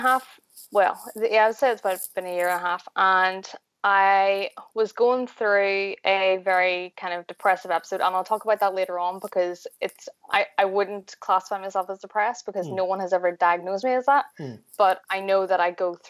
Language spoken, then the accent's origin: English; Belfast, Northern Ireland, United Kingdom; I am from Belfast in Northern Ireland